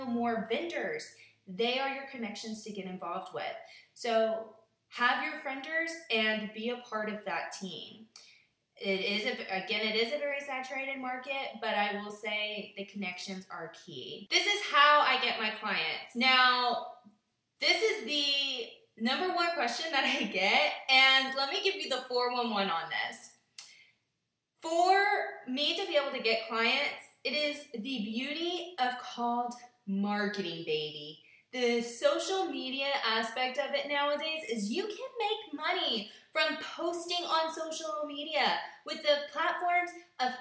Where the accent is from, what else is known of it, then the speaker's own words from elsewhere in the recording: United States; my home state in Kentucky or Indiana